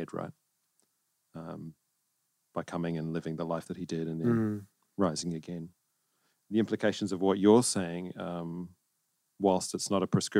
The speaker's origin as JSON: {"language": "English", "country": "New Zealand", "moved": "yes", "lives_now": "Australia", "said": "I'm from New Zealand"}